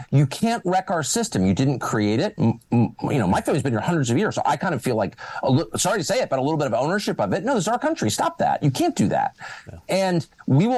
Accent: Washington, United States; we're from Washington and we understand, my dad worked in government, I've been around it my whole life

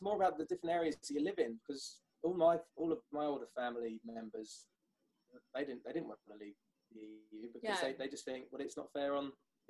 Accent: Brighton, South East England, United Kingdom; we're from Brighton, you see. That's the hippie side of it.

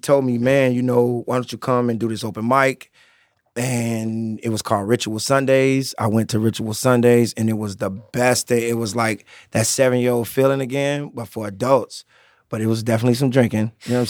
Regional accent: Chicago, Illinois, United States; All right, I'm from Chicago, boy.

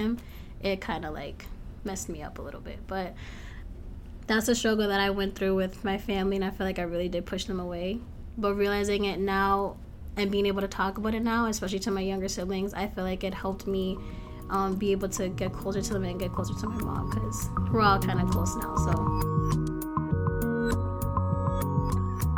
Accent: Lowell, Massachusetts, United States; I'm from Lowell, Massachusetts

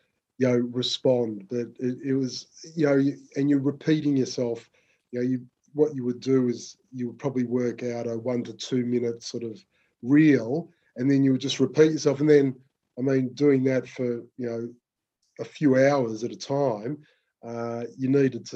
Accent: Melbourne, Victoria, Australia; I grew up in Melbourne, in the southeastern suburbs

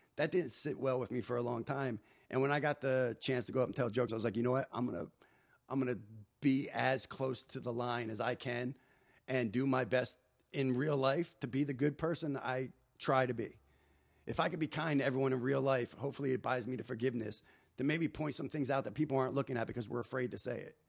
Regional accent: New Jersey, United States; moved away as an adult; also born or lived in Hollywood; I'm unfiltered kid from New Jersey at the time, twenty-two years old

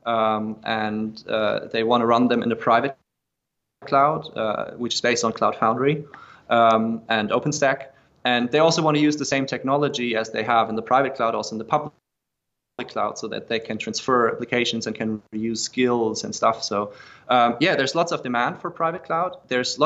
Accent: Germany; I'm from Germany

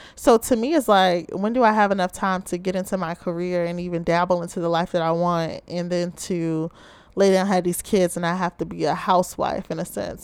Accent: Baltimore, Maryland, United States

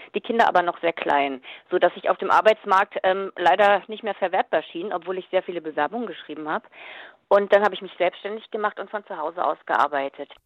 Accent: Germany; bei uns in Deutschland

